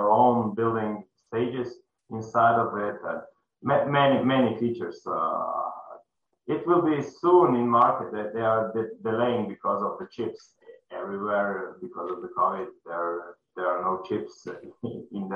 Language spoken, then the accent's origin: English; Slovenia; I'm from Slovenia.